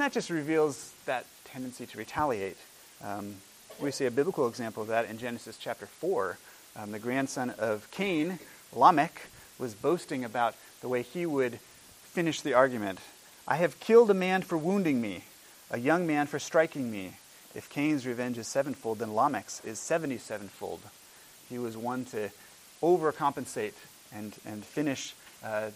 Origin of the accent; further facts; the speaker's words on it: Washington, United States; when I was a boy growing up in Washington State